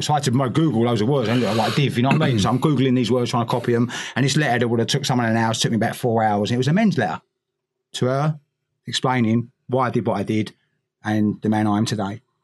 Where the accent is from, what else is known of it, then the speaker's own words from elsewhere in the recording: London, United Kingdom; all these little boys growing up in East London